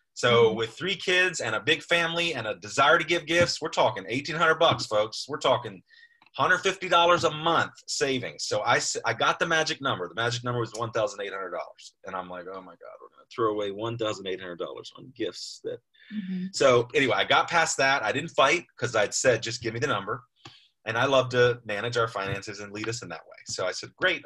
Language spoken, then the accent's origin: English; United States; We're American.